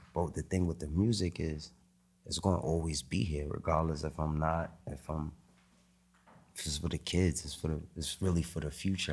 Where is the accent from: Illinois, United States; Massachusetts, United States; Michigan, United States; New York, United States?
New York, United States; New York City; Growing up in Harlem